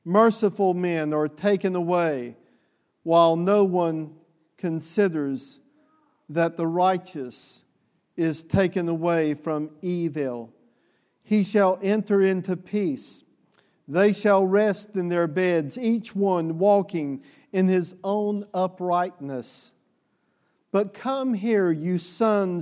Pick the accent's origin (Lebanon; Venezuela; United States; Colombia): United States; the South; the Southerner that I am